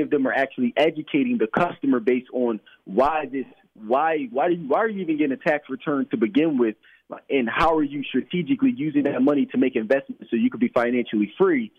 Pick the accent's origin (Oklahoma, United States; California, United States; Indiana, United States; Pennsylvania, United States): Pennsylvania, United States; Philadelphia; I grew up in Philadelphia uh, my entire life